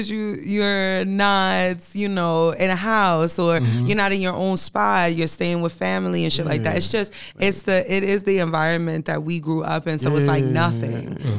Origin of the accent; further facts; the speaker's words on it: New York City, New York, United States; also born or lived in Queens / Bronx; I grew up in Brooklyn. I went to school all my life in Queens.